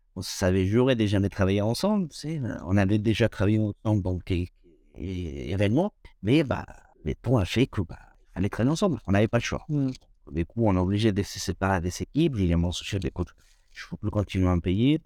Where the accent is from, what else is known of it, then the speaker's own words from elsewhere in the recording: Toluca, State of Mexico, Mexico; French is a second language; moved away as an adult; now in France; je viens du centre du Mexique